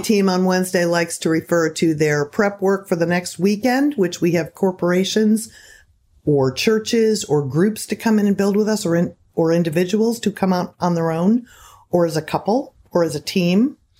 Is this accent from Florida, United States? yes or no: yes; Seminole County, Florida, United States; I love Florida. It's my home, mostly in Seminole County